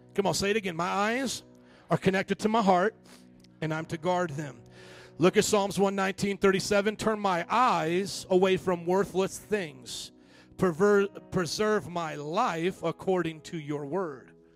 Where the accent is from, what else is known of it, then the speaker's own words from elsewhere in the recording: the South, United States; growing up in the South